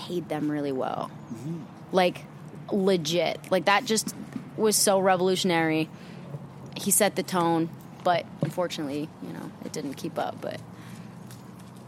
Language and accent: English; Kansas, United States; also born or lived in Australia